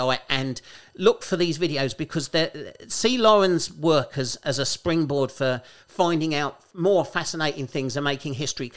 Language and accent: English; Kent, South East England, United Kingdom; People think I'm from London, but I'm not from London. I'm from Kent